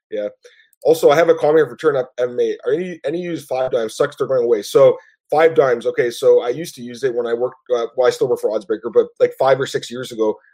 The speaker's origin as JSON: {"language": "English", "country": "Canada", "said": "I don't know if it's because I'm Canadian or not"}